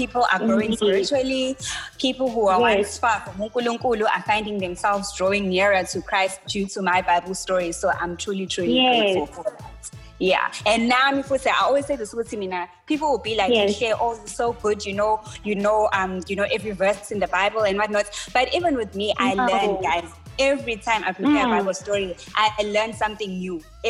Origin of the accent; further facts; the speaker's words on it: Durban, KwaZulu-Natal, South Africa; I was born and bred in Durban